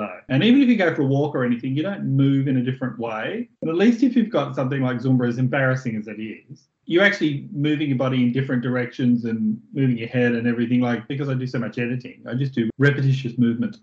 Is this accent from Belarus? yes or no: no; Australia; Being an Australian, now I live in a 3-bedroom, 2-bathroom, 2-lounge room place